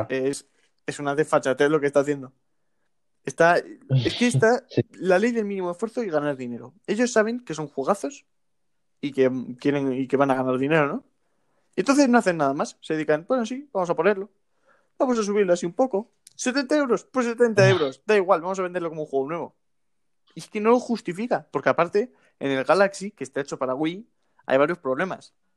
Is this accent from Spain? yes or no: yes; Spain